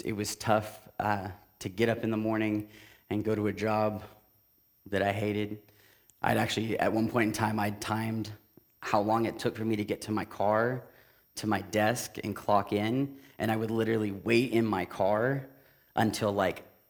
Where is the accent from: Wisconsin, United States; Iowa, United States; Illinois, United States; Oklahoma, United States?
Oklahoma, United States; Tulsa; also born or lived in Kansas City; I grew up in Tulsa my entire life